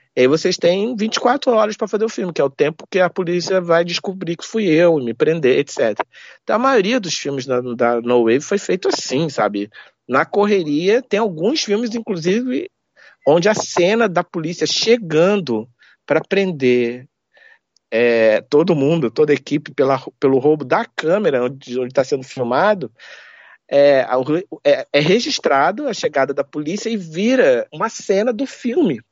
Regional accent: Rio de Janeiro, Brazil; Eu sou carioca

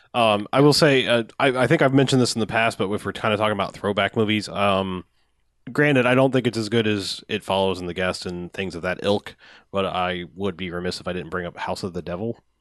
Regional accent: Jacksonville, Florida, United States; we're from Jacksonville

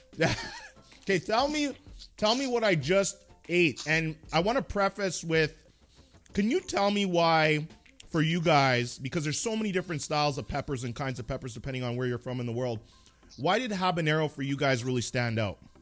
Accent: Canada; I'm Canadian

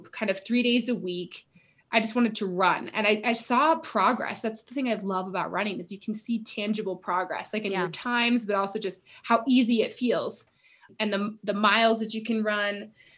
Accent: Fort Collins, Colorado, United States; I grew up in Fort Collins, Colorado

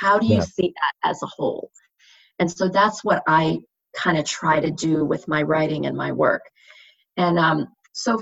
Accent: Indiana, United States; I grew up in Indiana

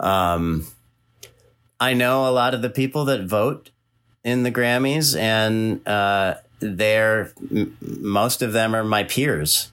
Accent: California, United States; moved away; also born or lived in East Coast; I'm from California

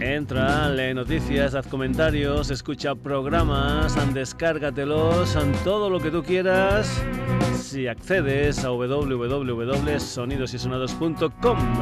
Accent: Extremadura, Spain; vamos ahora a mi tierra, vamos a Extremadura

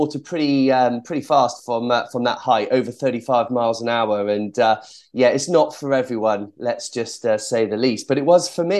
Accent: Cheltenham, South West England, United Kingdom; I was born in Cheltenham in Gloucestershire. And so around the local area, there were various sporting activities for young, energetic children. And I tried them all

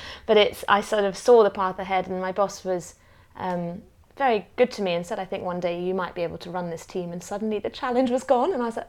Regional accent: Hong Kong; also born or lived in Australia / Zimbabwe; born into a family that was a bit of Australia, a bit of Zimbabwe, British. Age 5, we moved to Hong Kong as a family.

